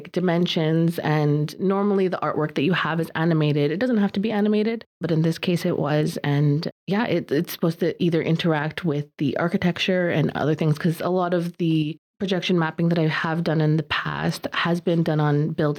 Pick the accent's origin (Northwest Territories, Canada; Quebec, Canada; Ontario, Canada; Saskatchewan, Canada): Quebec, Canada; Kahnawake; I'm from Kahnawake